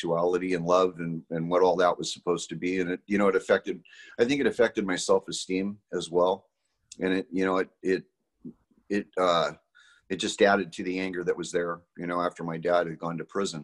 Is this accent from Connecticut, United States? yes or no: no; Salinas, California, United States; I was born in Salinas, California